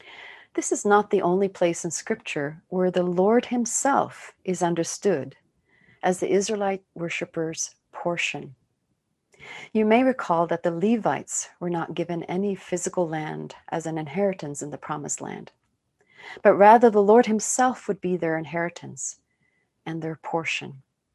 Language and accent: English; Sweden; born there; I was born in Sweden, and my relatives in Sweden often hold family reunions.